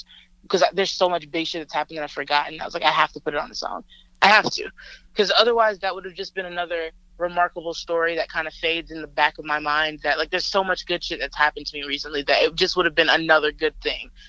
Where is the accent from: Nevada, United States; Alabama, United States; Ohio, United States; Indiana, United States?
Alabama, United States; Montgomery; moved away; my hometown is Montgomery